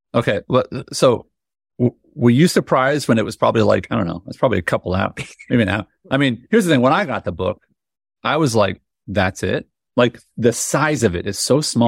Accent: United States; I'm an American

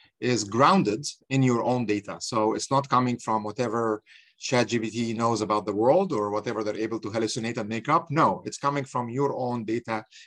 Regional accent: Egypt; moved away as an adult; now in United States; I'm from Egypt, by the way. So I came here in 1995.

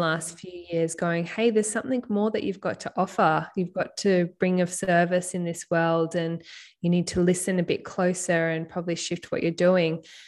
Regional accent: Byron Bay, New South Wales, Australia; throughout high school, growing up in Byron Bay

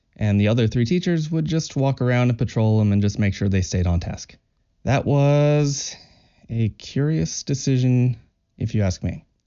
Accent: Kentucky, United States; I'm from Kentucky in the U

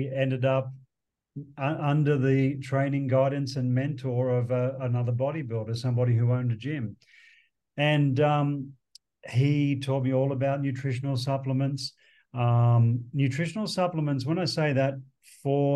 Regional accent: Sydney, New South Wales, Australia; moved away; growing up in Sydney, in Australia

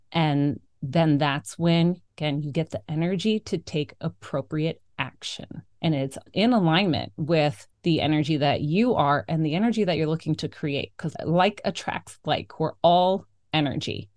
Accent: South Florida, United States; now in Maine, United States; I'm also born and raised in South Florida, fellow Florida girl here.

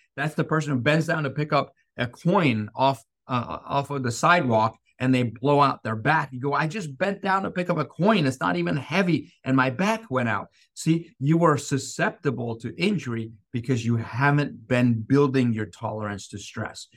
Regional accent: Iran; moved away; I grew up in Iran

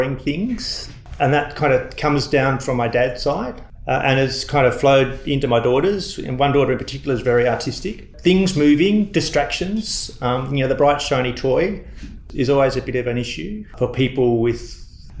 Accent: Melbourne, Victoria, Australia; I grew up in Victoria. I used to ride my bike up to Moorabbin Airport

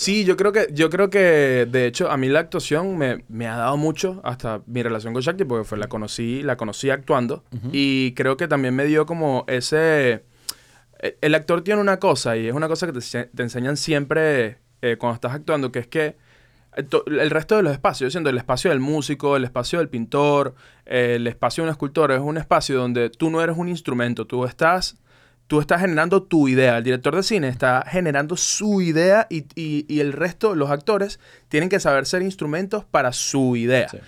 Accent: Caracas, Capital District, Venezuela; moved away as an adult; also born or lived in Vancouver, Canada; nosotros venimos de Caracas

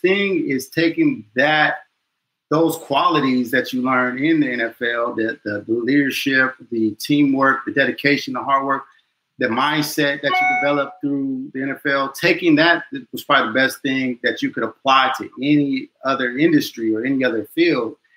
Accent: Chino, California, United States; moved away as an adult; also born or lived in Inglewood, California / Utah; now in Washington, D.C., United States; I'm originally from California, Southern California, LA. Born in Inglewood, and then um, I've been fortunate and blessed to move um, outside to Chino, California.

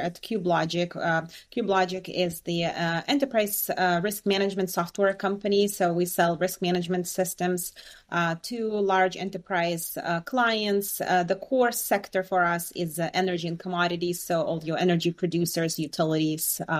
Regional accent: Belarus; moved away; also born or lived in Boston area; I was born and raised in Belarus

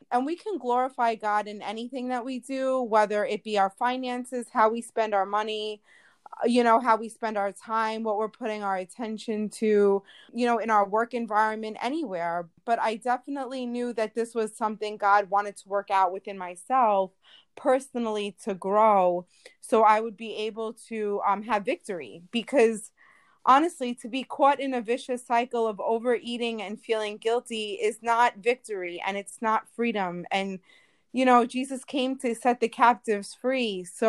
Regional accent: New York, United States; I am from New York, all the way on the other side of the pond.

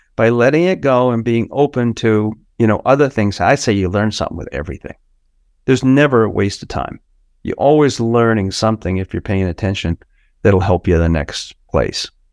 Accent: United States; I'm an American.

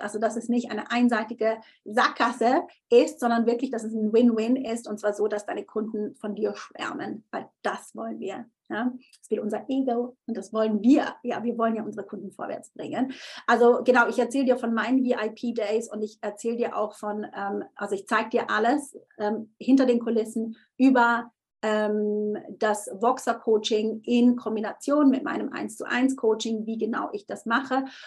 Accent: Switzerland; ich bin Schweizerin

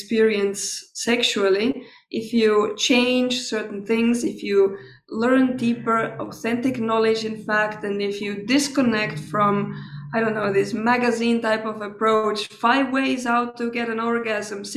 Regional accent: Estonia; also born or lived in Tallinn; I was born in Estonia, and I grew up there

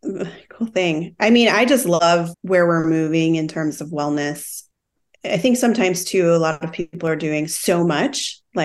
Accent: Midwest, United States; I come from the Midwest, like we talked about that too. And there's this DIY mentality.

